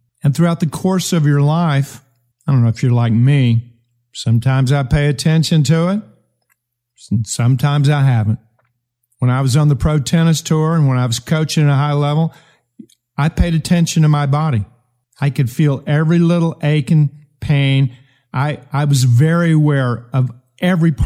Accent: United States; I'm an American

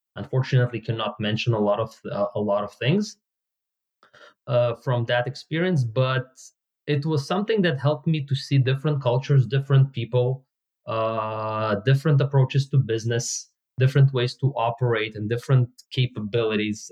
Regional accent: Israel; English is a second language; moved away as an adult; also born or lived in Soviet Union; now in Bay Area, United States; at the age of nine i moved from soviet union to israel and at the age of 41, I moved from Israel to the Bay Area in the US

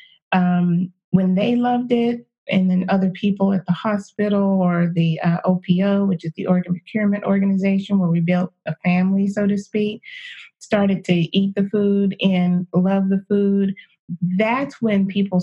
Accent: East Texas, United States; also born or lived in California; growing up in the South

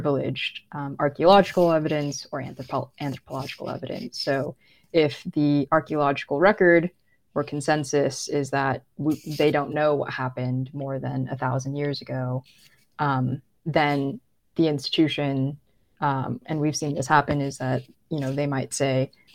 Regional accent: California, United States; I'm not Native. I grew up in California

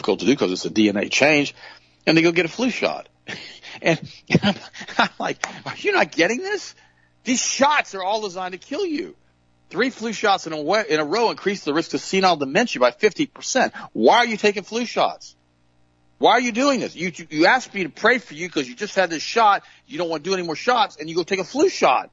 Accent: Southern, United States; accent: Southern; my Southern accent

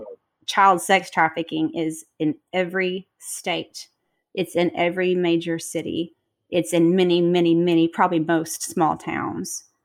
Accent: Texas, United States; moved away; my parents still live in my hometown in Texas

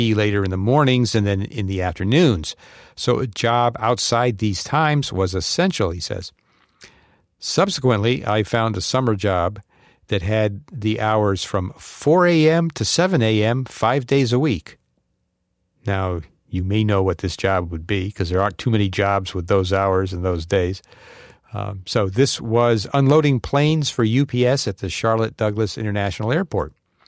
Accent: Tel Aviv, Tel Aviv District, Israel; English is a second language; from Tel Aviv, actually one of its suburbs, but it doesn't matter.

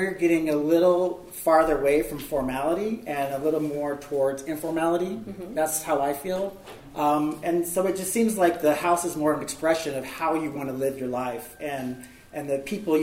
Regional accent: Midwest, United States; I'm from the Midwest

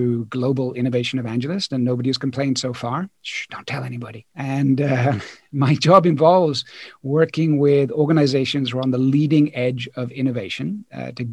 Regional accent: Poole, South West England, United Kingdom; moved away as an adult; also born or lived in Hong Kong / New Zealand / Paris, France; now in France; I grew up in Poole, in Dorset, and did all of my studies in the UK

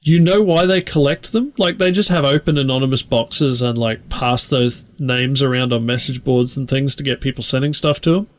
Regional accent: Australia; I'm an Australian

